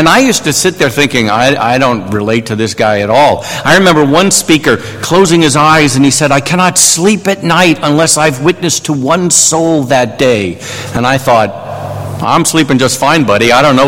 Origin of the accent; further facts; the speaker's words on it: New York, United States; accent: New York; I am originally from New York, and so I've kind of lost my New York accent, but I could turn it back on if you want me to.